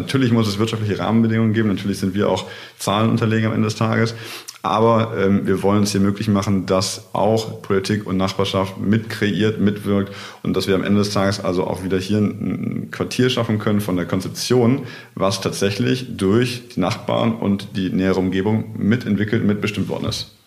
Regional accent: near Stuttgart, Swabia, Baden-Württemberg, Germany; moved away as an adult; now in Cologne, Germany; Also ich bin äh, geboren in der Nähe von Stuttgart im Schwabenland äh, habe in der Nähe von Frankfurt studiert und lebe jetzt seit knapp acht Jahren in Köln.

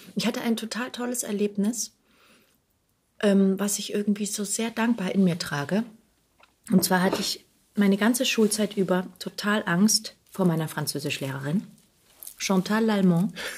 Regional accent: Heidenheim, Baden-Württemberg, Germany; moved away as an adult; also born or lived in Bochum; now in Berlin, Germany; ich bin auf der, in Heidenheim groß geworden, auf der Schwäbischen Alb

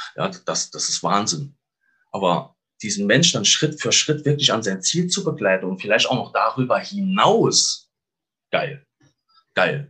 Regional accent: Saarland, Germany; moved away; Ich komme aus dem schönen Saarland.

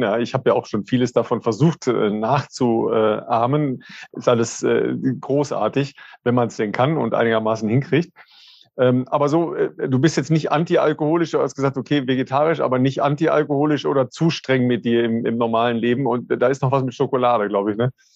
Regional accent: northern Ruhr area, North Rhine-Westphalia, Germany; now in Cologne, Germany; in meiner Heimat, äh, im nördlichen Ruhrgebiet

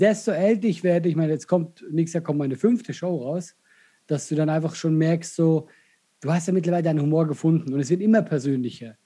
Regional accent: Switzerland; accent: Swiss; first language Swiss German; moved away as an adult; now in Germany; ich bin in der Schweiz groß geworden, bis 20, ich, ist meine Muttersprache. Ich rede mit meiner Familie Schweizerdeutsch

